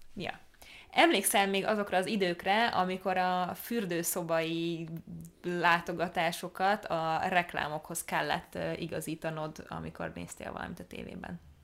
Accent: Hungary; Magyarországon nőttünk fel

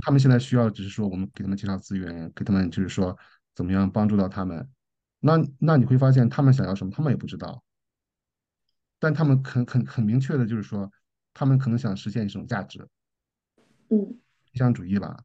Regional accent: China; now in Australia; 尤其在澳洲，我们中国人不是，不是，嗯，最受欢迎的那，那，那，那，那些人吧

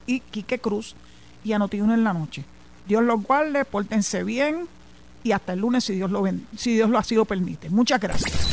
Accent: Puerto Rico; somos los boricuas

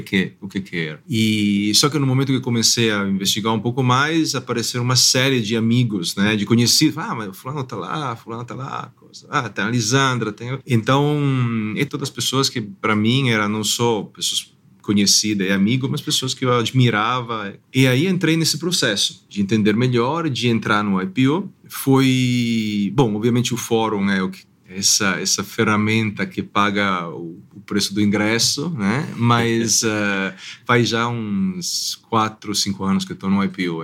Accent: Italy; now in São Paulo, Brazil; eu sou italiano

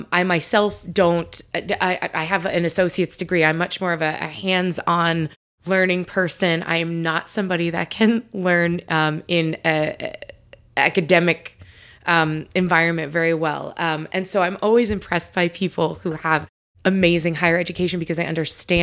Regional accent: Long Island, New York, United States; I grew up out on Long Island, but very similar, super religious, very Catholic

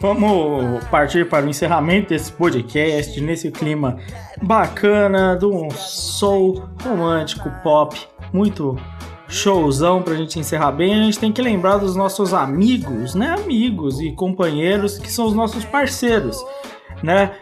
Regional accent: Brazil; como bom brasileiro

